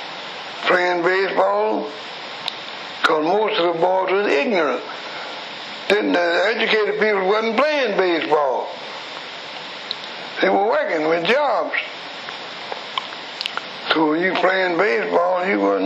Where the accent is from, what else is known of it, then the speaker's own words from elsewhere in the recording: Chicago, Illinois, United States; also born or lived in McComb, Mississippi; I was born in Macomb City, Mississippi in 1900 straight. Came to Chicago when I was a baby, about 1905. Been here ever since